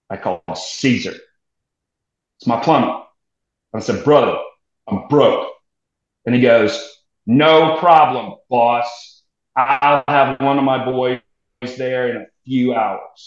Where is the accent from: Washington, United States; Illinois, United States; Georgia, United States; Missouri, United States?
Missouri, United States; moved away as an adult; also born or lived in New York / Germany; now in Texas, United States; so I'm a military transplant to Texas. So I was from Missouri